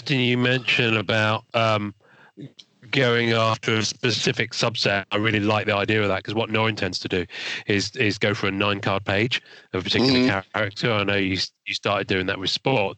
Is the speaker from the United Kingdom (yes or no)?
yes; England, United Kingdom; I'm English